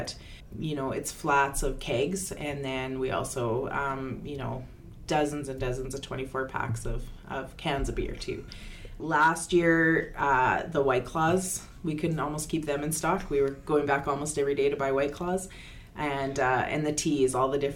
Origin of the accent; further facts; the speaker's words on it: Lloydminster, Alberta, Canada; I am from Lloydminster, born and raised here.